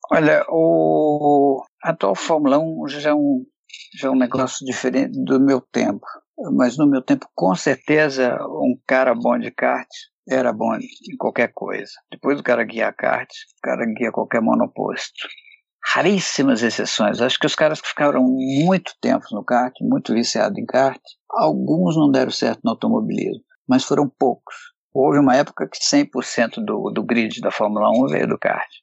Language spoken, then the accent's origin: Portuguese; Brazil